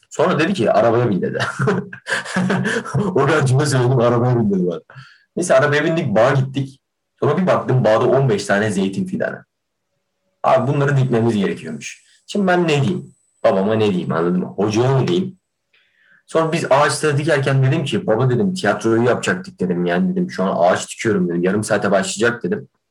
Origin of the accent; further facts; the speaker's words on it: Kahramanmaraş, Turkey; moved away; Memleketime dönecektim